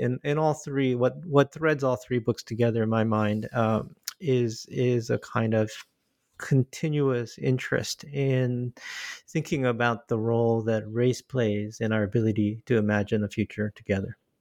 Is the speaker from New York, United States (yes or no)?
no; Michigan, United States; moved away as an adult; also born or lived in Korea; now in Boston, United States; I'm originally from Korea, but my family immigrated to Michigan when I was five years old. And, uh, I lived there, uh, uh, and went to school there